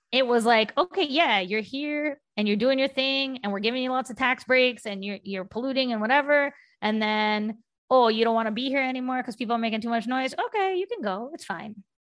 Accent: West Virginia, United States; now in Boston, United States; I grew up in West Virginia. I'm Indian.

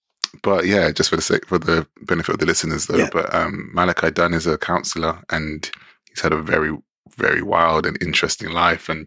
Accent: London, United Kingdom; growing up in London

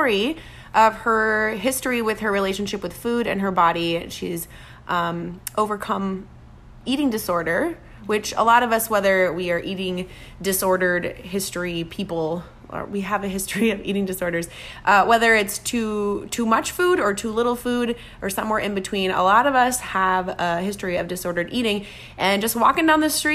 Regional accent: Minnesota, United States; moved away; I'm from Minnesota, which is, you know, next door.

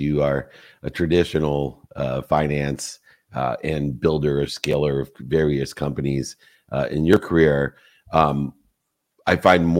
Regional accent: Cabo San Lucas, Baja California Sur, Mexico; Amanita muscaria. I'm from Cabo. I should have got that, darn it.

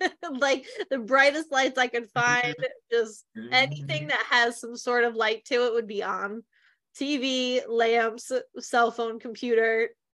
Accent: Delaware, United States; So we're from Delaware, just an FYI.

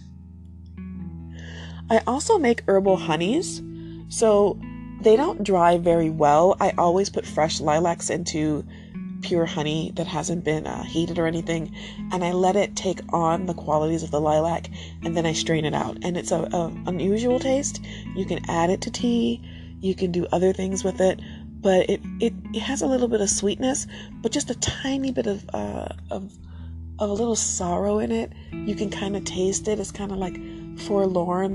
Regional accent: United States; I'm American

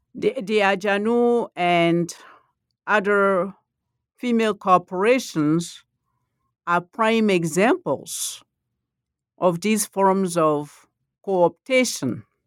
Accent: Côte d’Ivoire; first language Malinke; English is a second language; moved away; also born or lived in Texas; I'm from the Ivory Coast

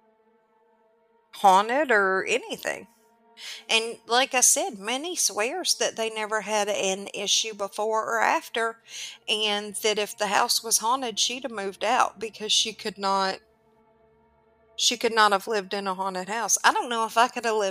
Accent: the South, United States; I'm from the South.

